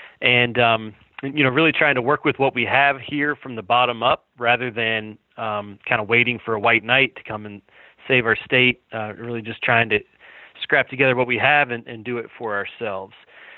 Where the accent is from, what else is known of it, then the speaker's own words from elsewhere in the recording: Huntington, West Virginia, United States; born and raised in West Virginia in the Huntington area. My parents were professors at Marshall University, so higher education, just a solid middle class upbringing. On my dad's side, we have roots in Braxton